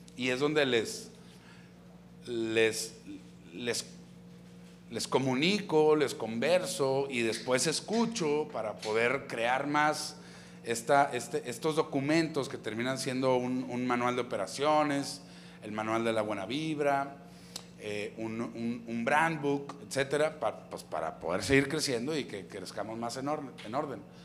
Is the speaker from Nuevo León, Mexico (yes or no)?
yes; Monterrey, Nuevo León, Mexico; also born or lived in Apodaca, Nuevo León / San Pedro Garza García, Nuevo León; yo crecí allá en Apodaca luego nos venimos aquí a country, y toda mi adolescencia fue en country